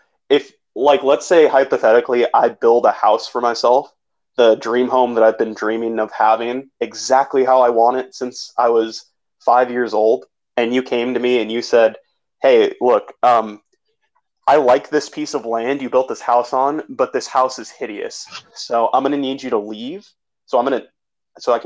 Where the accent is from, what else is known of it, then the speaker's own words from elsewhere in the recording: United States; I'm obviously American